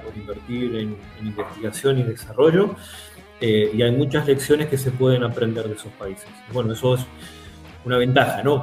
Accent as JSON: {"language": "Spanish", "country": "Argentina", "moved": "yes", "lives_now": "Germany"}